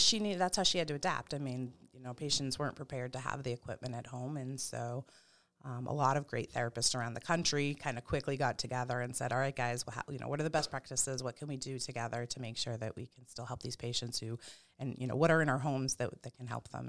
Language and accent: English; Pepperell, Massachusetts, United States; also born or lived in Ayer, Massachusetts; I grew up in Pepperell